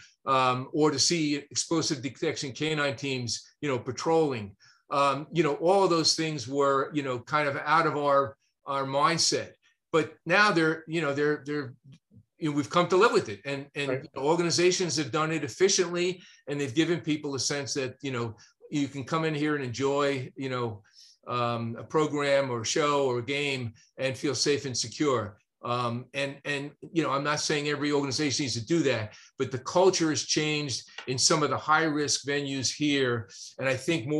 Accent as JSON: {"language": "English", "region": "New York", "country": "United States", "tie": "born or raised there", "accent": "northern", "moved": "yes", "lives_now": "North Carolina, United States", "said": "I'm a New York kid. You know, I grew up, watching baseball and football and basketball and going to Yankee Stadium"}